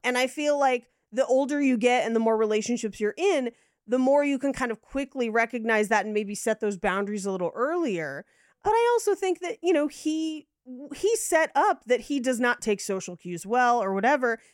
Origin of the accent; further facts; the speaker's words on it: United States; we are American